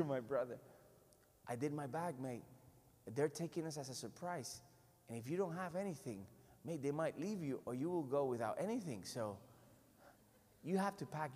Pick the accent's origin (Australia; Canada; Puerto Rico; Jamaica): Puerto Rico; I'm from Puerto Rico. I'm from the island in the Caribbean